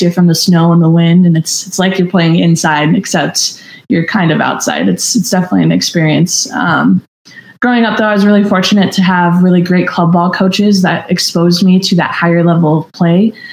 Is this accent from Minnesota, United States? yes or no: yes; Minnesota, United States; moved away as an adult; growing up in Minnesota